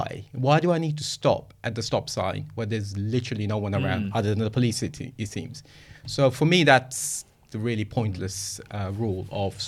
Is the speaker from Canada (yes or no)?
no; United Kingdom; accent: British; I think I just hammed up my British accent as much as I could